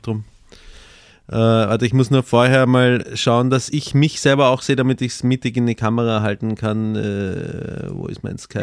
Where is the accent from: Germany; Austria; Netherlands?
Austria; als Österreicher